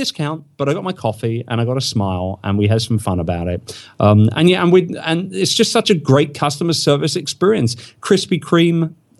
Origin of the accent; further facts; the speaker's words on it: England, United Kingdom; now in United States; And so I say, I'm English. You know, we're a bit cocky, as you probably know. And I'm in America